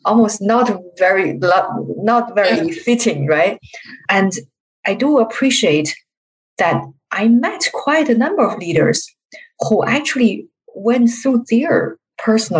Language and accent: English; China; I'm from China